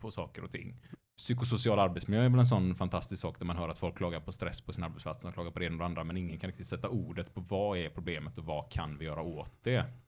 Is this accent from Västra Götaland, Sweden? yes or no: yes; Gothenburg, Västra Götaland, Sweden; varje år så skar man ner skolan i den stadsdelsnämnden där jag växte upp. Och då åkte man in till ett stort torg i Göteborg